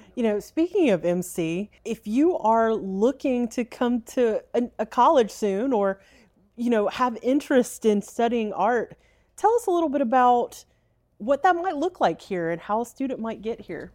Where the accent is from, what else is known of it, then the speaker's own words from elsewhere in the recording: Clinton, Mississippi, United States; a great hometown and that, that being Clinton